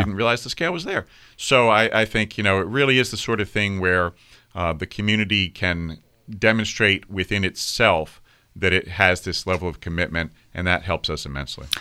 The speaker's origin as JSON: {"language": "English", "region": "Virginia", "country": "United States", "tie": "born or raised there", "said": "I grew up in Virginia."}